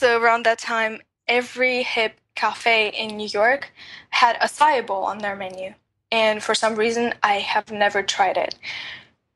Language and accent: English; Russia; moved away; I was born in Russia